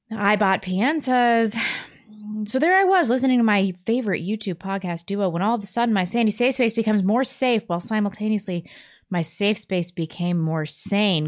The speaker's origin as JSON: {"language": "English", "town": "Chesterfield", "region": "Missouri", "country": "United States", "tie": "born or raised there", "said": "I grew up in Chesterfield"}